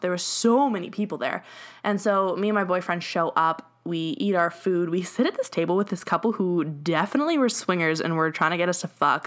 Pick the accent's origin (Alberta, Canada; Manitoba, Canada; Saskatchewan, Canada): Alberta, Canada; Edmonton; we're from Edmonton, like, we're from Alberta